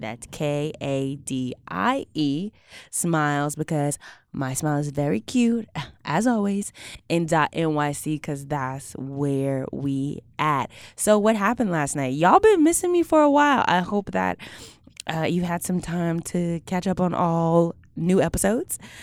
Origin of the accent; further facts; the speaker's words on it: Houston, Texas, United States; I'm from Houston